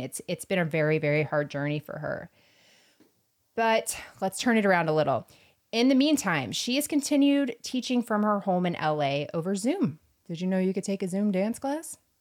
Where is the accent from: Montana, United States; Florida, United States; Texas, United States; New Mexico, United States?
Florida, United States; I'm from Florida